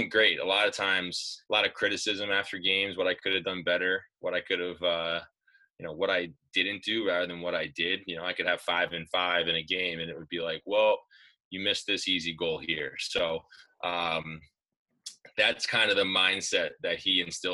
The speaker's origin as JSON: {"language": "English", "town": "Commack", "region": "New York", "country": "United States", "tie": "born or raised there", "also_born_or_lived": "Smithtown, New York", "said": "I went to my first practice where I grew up in Comac"}